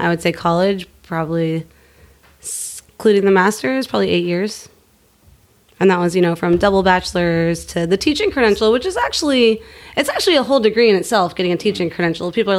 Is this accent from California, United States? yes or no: yes; Sacramento, California, United States; moved away as an adult; also born or lived in San Francisco; now in Oakland, United States; I grew up in Sacramento and currently living in Oakland, California.